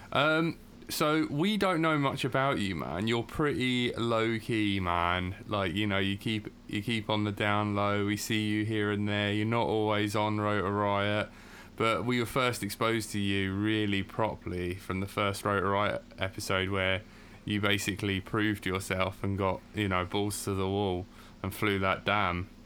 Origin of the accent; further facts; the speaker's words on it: Brighton, South East England, United Kingdom; we are from the UK. So I'm from Brighton.